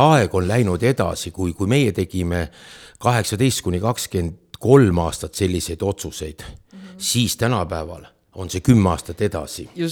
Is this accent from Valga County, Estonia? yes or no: yes; Otepää, Valga County, Estonia; also born or lived in Tartu; ma olen tõsiselt terve elu olnud Otepääl